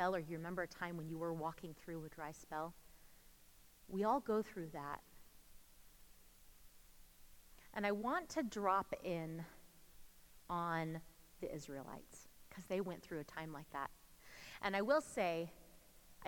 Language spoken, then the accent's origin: English; California, United States; moved away as an adult; now in Colorado, United States; we're originally from California